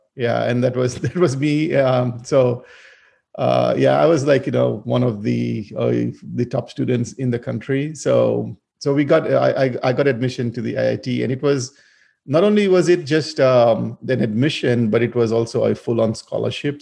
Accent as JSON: {"language": "English", "country": "Fiji", "tie": "born or raised there", "also_born_or_lived": "India", "moved": "as an adult", "said": "I originally grew up in Fiji. So, I mean, even though my ancestry is from India, but I was born and raised in Fiji."}